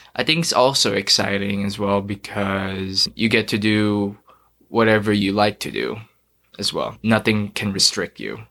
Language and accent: English; Dubai, United Arab Emirates; also born or lived in Philippines; now in Idaho, United States; So, I'm from the Philippines. I grew up there, and then went to Dubai when I was four years old